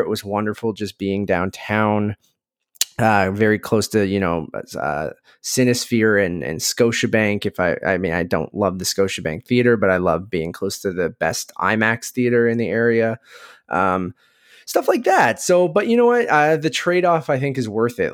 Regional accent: Oshawa, Ontario, Canada; also born or lived in Toronto; I grew up in Oshawa

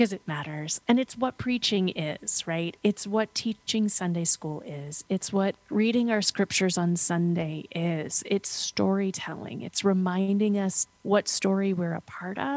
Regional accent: United States; When I was 13 was when I started working with the local theater company in my hometown. We were 2 hours outside of New York City.

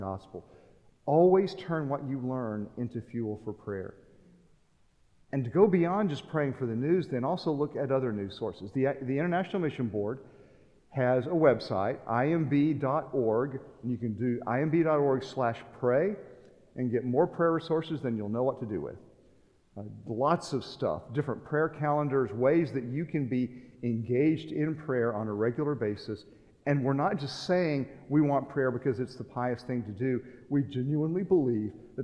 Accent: United States; moved away as an adult

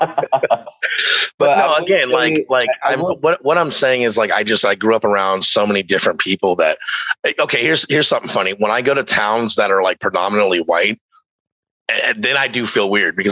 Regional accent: Stockton, California, United States; I grew up in Stockton

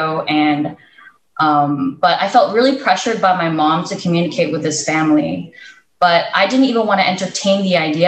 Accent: United States; moved away as an adult; also born or lived in Philippines; I grew up in the States. I was born and raised here

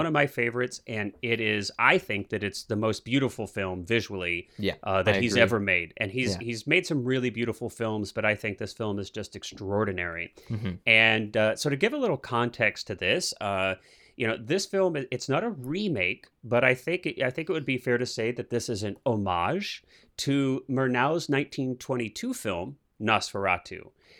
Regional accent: Midwest, United States; You know, I grew up in the Midwest where we have winters.

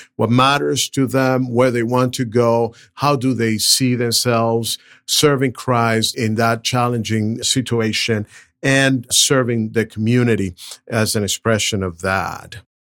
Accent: Venezuela; moved away as an adult; also born or lived in Brazil / Southern California; now in Nashville, United States; I'm originally from Venezuela, went to college in Brazil

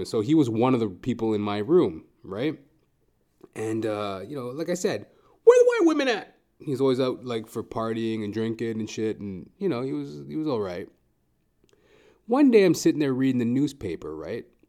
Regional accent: Edmonton, Alberta, Canada; moved away as an adult; now in Toronto, Canada; I'm originally from Edmonton, Alberta

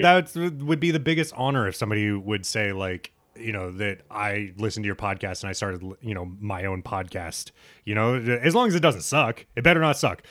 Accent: United States; a straight bro growing up in America

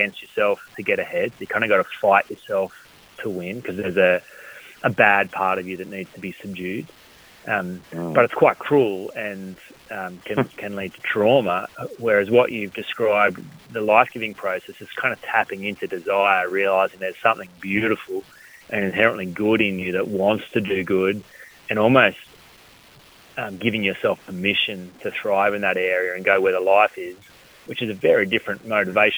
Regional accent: Collector, New South Wales, Australia; we grew up in Collector, sheep farmers

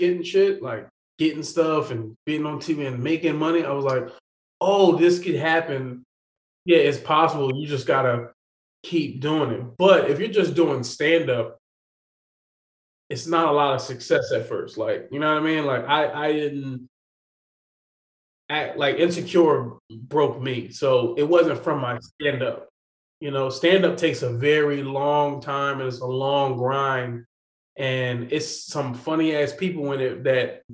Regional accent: Philadelphia, Pennsylvania, United States; I am a Philadelphian, born and raised

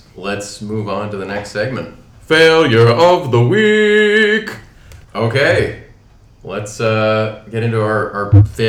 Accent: United States

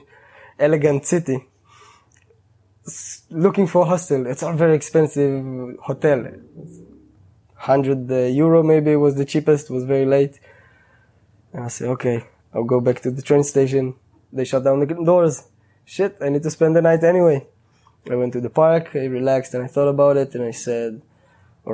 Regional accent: Israel; moved away as an adult; I grew up in living in Israel

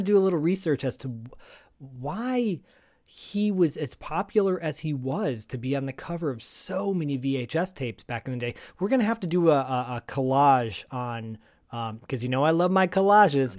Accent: Detroit, Michigan, United States; growing up in Detroit, Michigan, uh, as a latchkey kid

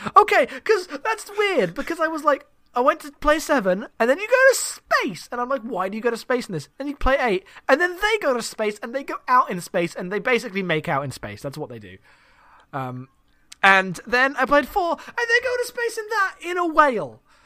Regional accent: United Kingdom; I'm British

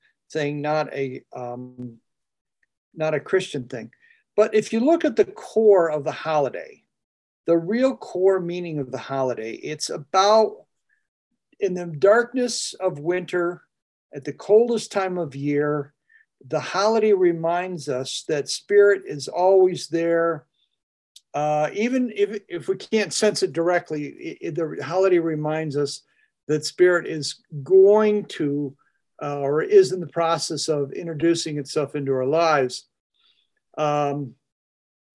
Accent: Adirondacks, New York, United States; moved away; I come from the Adirondacks

